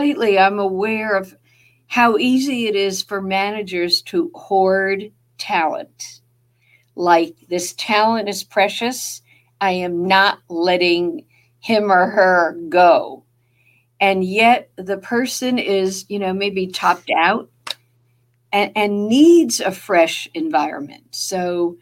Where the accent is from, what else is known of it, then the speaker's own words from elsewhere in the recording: New Jersey, United States; accent: Jersey; that's my Jersey accent